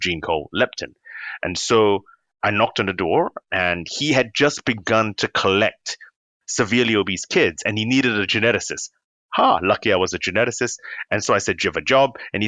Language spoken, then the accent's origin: English; London, United Kingdom; born there; now in Cambridge, United Kingdom; I'm in Cambridge, but I was born in London because my parents are Singaporean, but my dad was doing clinical training.